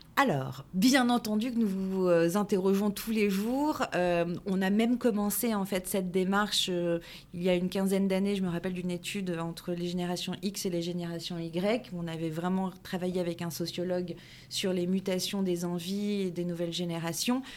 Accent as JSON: {"language": "French", "area": "Paris region", "region": "Île-de-France", "country": "France", "tie": "born or raised there", "said": "je suis née en région parisienne, euh, d'une maman corésienne et d'un papa portugais"}